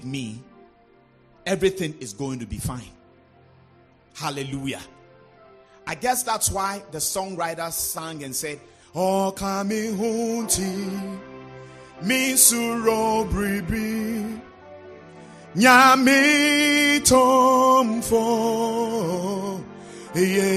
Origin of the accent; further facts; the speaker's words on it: Volta, Ghana; those of us who come from the Volta region, we come from Greece